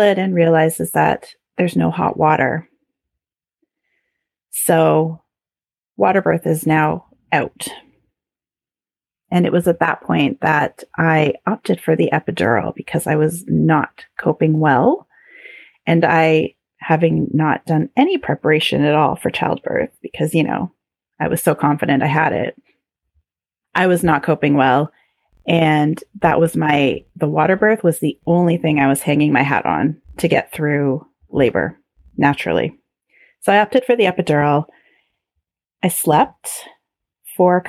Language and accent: English; Canada; being very Canadian